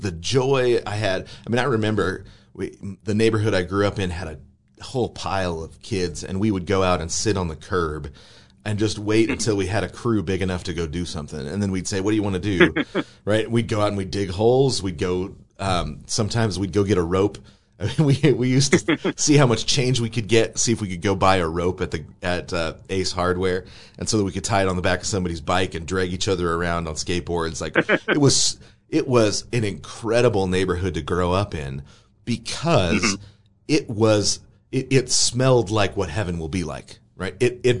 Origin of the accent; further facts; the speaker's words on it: Atlanta, Georgia, United States; I'm having a really hard time connecting with them because of how I grew up in Atlanta, right?